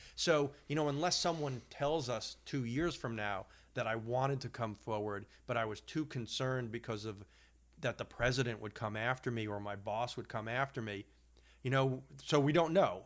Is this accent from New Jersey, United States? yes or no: no; Long Island, New York, United States; having grown up on Long Island